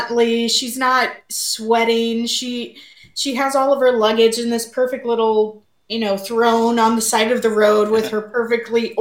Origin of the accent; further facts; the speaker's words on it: Missouri, United States; I grew up in Missouri.